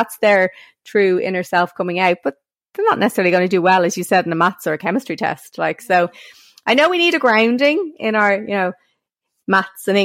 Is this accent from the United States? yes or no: no; Ireland; as Irish women